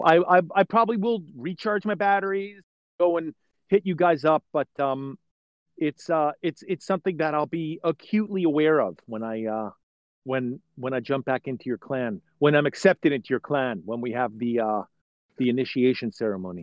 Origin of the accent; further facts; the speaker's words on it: New York area, United States; moved away; I'm originally from the New York area